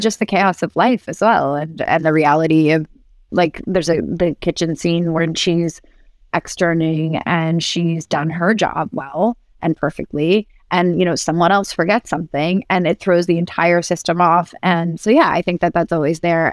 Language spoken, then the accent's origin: English; New York City, New York, United States; also born or lived in Barcelona; New York City, which is my hometown